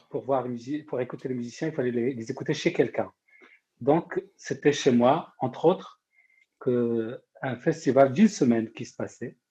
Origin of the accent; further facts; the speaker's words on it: Morocco; also born or lived in Rennes, France; now in France; je suis marocain